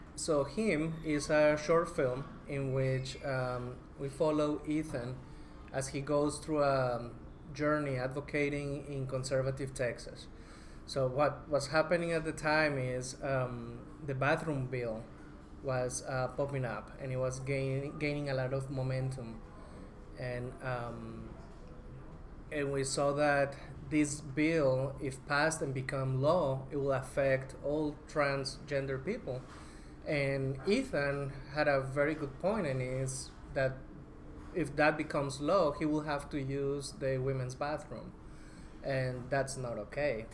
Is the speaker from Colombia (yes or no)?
yes; Colombia; moved away as an adult; also born or lived in Bogota, Colombia; now in United States; I'm originally from Colombia